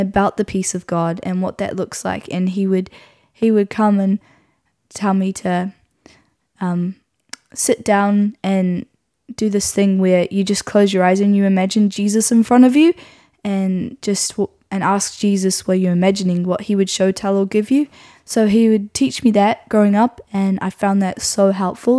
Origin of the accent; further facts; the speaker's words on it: Nelson, New Zealand; I grew up in Nelson, um, which is where I still am